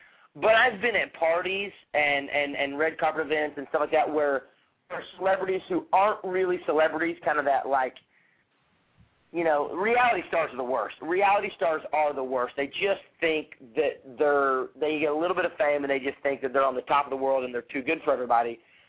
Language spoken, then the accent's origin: English; Fort Smith, Arkansas, United States; now in Los Angeles, United States; I came out here from Fort Smith, Arkansas, after I graduated from the University of Arkansas, and came out on vacation to Hermosa Beach for the summer.